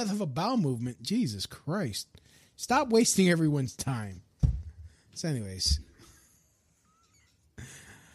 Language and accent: English; New York, United States; as a New Yorker